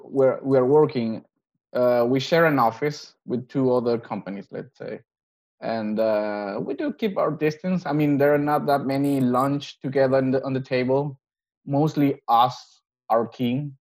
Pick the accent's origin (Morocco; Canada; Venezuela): Venezuela; now in Denmark; I'm from Venezuela, but I have family in Colombia as well.